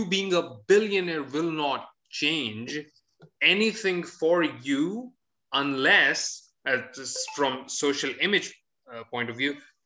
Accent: Pakistan; I'm a Pakistani and I'm a top earning Pakistani

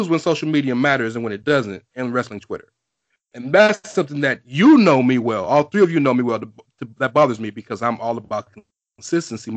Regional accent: the South, United States; All four of us are from the South.

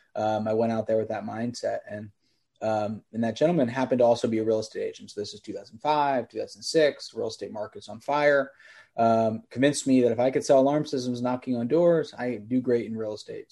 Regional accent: Bethlehem, Pennsylvania, United States; So I grew up in Bethlehem, Pennsylvania, is where I started the company, hour north of Philadelphia.

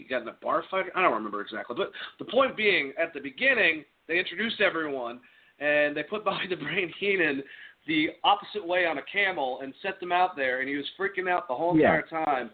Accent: Boston, Massachusetts, United States; I'm from Boston

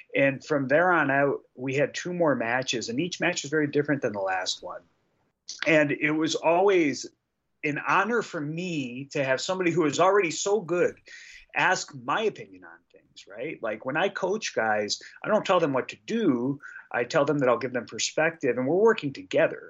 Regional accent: Detroit, Michigan, United States; we're both from Detroit

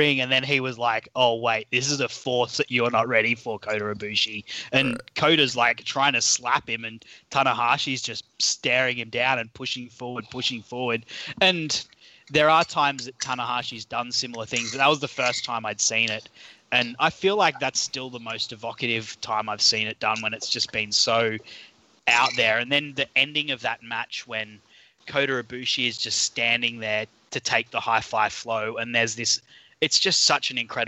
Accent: Australia; accent: Australian; For those of you who can't tell by my accent, I'm an Aussie

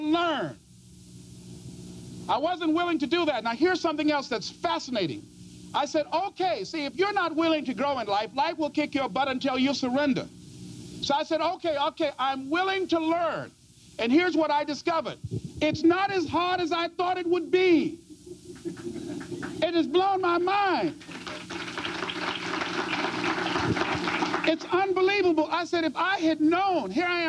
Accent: Miami, Florida, United States; I was born in Liberty City

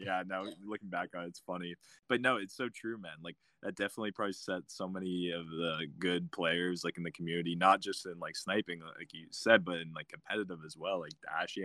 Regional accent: Canada; we're from Canada

